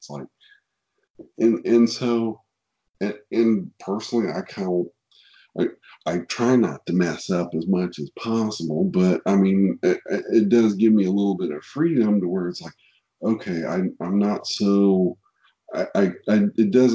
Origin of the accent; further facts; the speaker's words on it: Kansas City, Missouri, United States; I'm from Kansas City. So I'm from Kansas City. So barbecue is a way of life here in Kansas City.